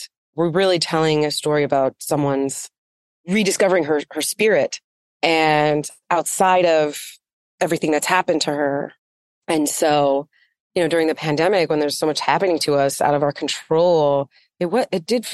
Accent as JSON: {"language": "English", "country": "United States", "tie": "born or raised there", "said": "I grew up on the Navajo reservation"}